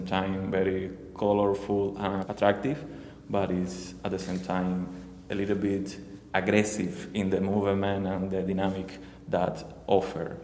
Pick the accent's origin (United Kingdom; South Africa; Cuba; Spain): Cuba; English is a second language; moved away as an adult; now in Miami, United States; I emigrated from Cuba, my country, like 3 years and a half ago.